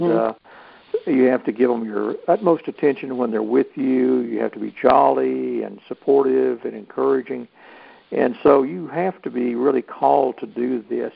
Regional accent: Ball Ground, Georgia, United States; here in my hometown, a ball ground

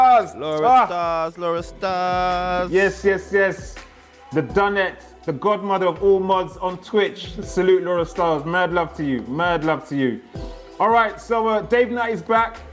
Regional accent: Wolverhampton, West Midlands, United Kingdom; I'm from Wolves

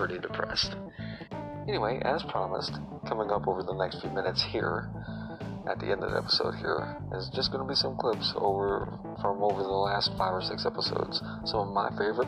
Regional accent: Indiana, United States; my home state here

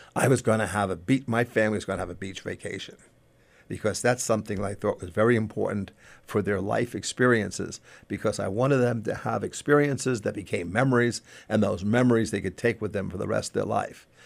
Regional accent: Long Island, New York, United States; I grew up on Long Island. I grew up near the beaches of Long Island

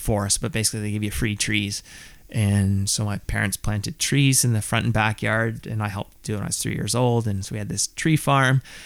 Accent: Southern Ontario, Canada; I grew up in Southern Ontario

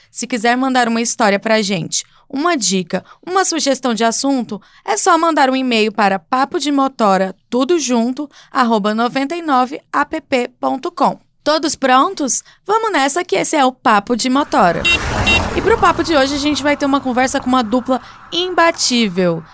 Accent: Goiás, Brazil; Eu sou de Goiás

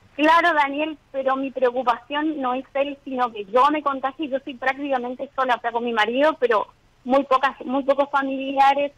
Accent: Corrientes, Argentina; moved away as an adult; now in Chaco, Argentina; Soy de Corrientes

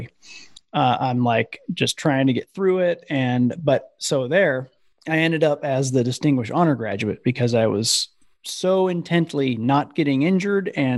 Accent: Iowa, United States; I grew up in Iowa

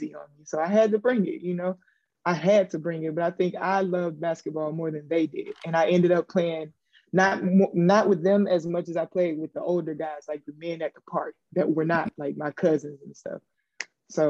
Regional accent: Adel, Georgia, United States; moved away; I grew up in a little bitty small town called Adel, Georgia

